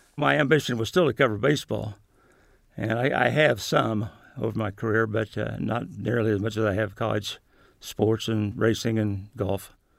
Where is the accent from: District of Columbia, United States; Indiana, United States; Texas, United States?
Indiana, United States; Shelbyville; I'm definitely a Midwesterner. Almost all my life in Indiana, I, was born in a little town called Mason